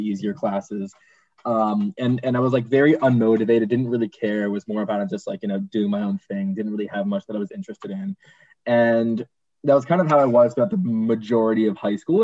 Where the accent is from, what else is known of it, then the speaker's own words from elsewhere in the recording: Boston, Massachusetts, United States; moved away; I'm originally from Boston